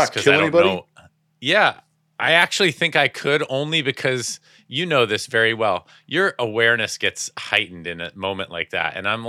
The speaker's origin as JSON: {"language": "English", "town": "San Jose", "region": "California", "country": "United States", "tie": "born or raised there", "said": "Yeah, San Jose works."}